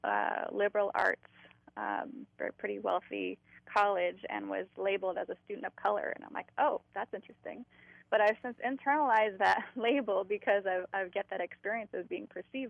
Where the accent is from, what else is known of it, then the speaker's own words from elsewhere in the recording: San Francisco, California, United States; I grew up in San Francisco